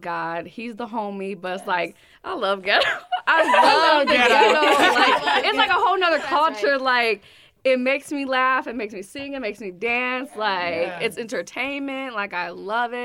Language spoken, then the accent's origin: English; Minneapolis, Minnesota, United States; I'm from Minneapolis, Minnesota, North Side.